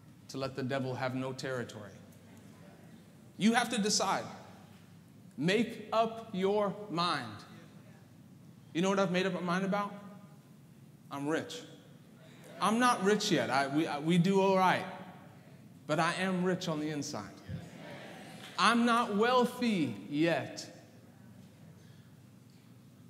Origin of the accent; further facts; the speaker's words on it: South Africa; moved away; I was born in South Africa